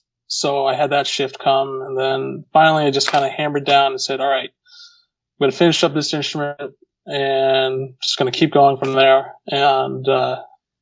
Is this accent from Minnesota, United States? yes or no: no; Connecticut, United States; moved away as an adult; also born or lived in Manchester, New Hampshire; where I grew up in Connecticut, to my primary physician at that time, back home in Connecticut